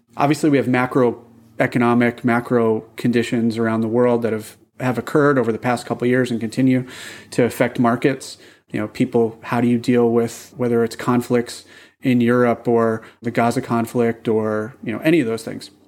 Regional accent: Boston, Massachusetts, United States; I'm from Boston

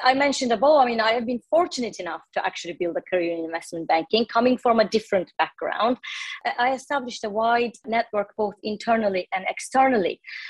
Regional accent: Istanbul, Turkey; So I'm originally from Turkey. I was born in Istanbul and raised in Turkey as well. I studied economics in Istanbul University. All my education was in Turkey.

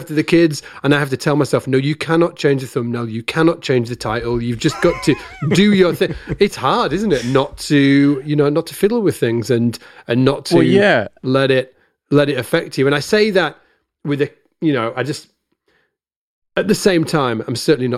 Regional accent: United Kingdom; just before I was sitting in my kitchen, being very British, eating sausages with ketchup.

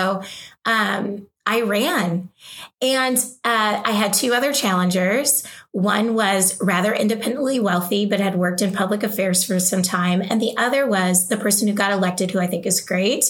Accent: Oregon, United States; moved away as an adult; also born or lived in the South (US); I grew up in Oregon, but I've lived in the South for a while.

